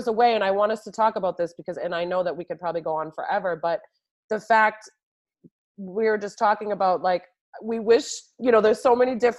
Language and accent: English; New York, United States; moved away as an adult; now in Boston, United States; I hail from New York and I was in New York for so many years